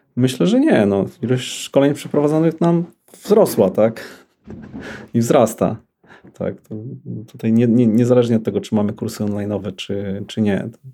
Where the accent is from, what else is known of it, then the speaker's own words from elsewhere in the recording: Lublin, Lublin Voivodeship, Poland; also born or lived in Bydgoszcz; now in Warsaw, Poland; Urodziłem się w Bydgoszczy, wychowałem się w Lublinie